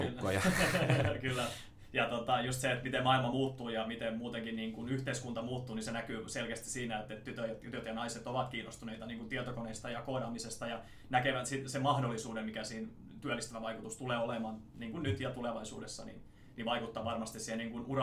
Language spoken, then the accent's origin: Finnish; Salo, Southwest Finland, Finland; accent: Turku dialect; now in Chiang Mai, Thailand